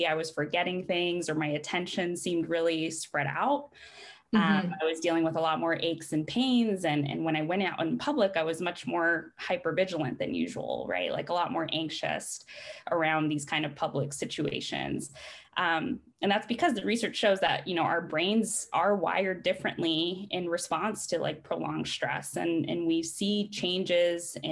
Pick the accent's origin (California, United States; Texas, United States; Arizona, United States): California, United States; Riverside; moved away as an adult; also born or lived in Midwest; now in Eugene, United States; I'm from Riverside, California. So shout out to the Inland Empire